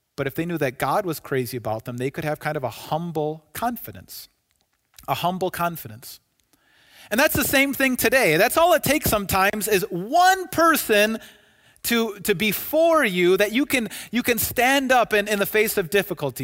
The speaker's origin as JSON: {"language": "English", "country": "United States", "said": "I'm an American citizen"}